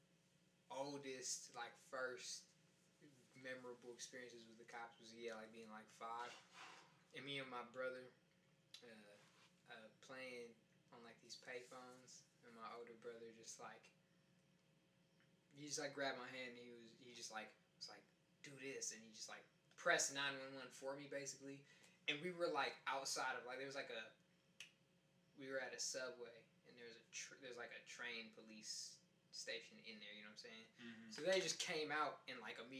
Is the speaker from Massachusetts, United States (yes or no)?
yes; Boston, Massachusetts, United States; when I was growing up in Boston